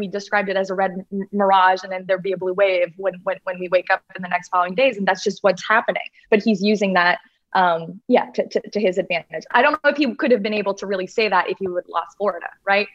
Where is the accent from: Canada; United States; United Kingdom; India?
Canada; as a Canadian